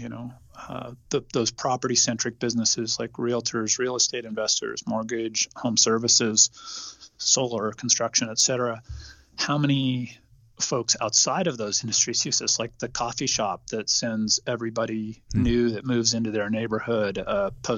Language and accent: English; California, United States; I was born and raised in California